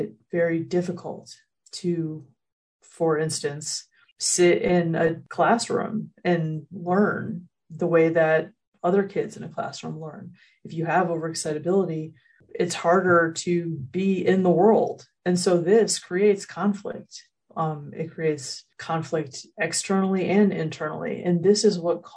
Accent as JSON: {"language": "English", "country": "United States", "said": "as an American, that in our society here in the United States"}